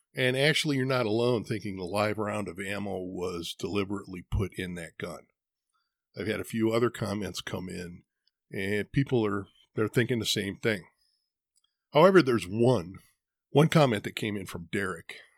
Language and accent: English; Midwest, United States; now in Arizona, United States; I was born and raised in the Midwest where winter can get brutal. There's a reason I don't live there anymore